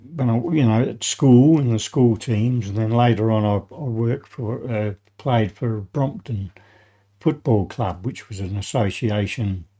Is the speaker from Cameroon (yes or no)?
no; Adelaide, South Australia, Australia; I was born in Adelaide, the Memorial Hospital. Uh, I grew up uh, in uh, Croydon, mm-hmm. suburb of Croydon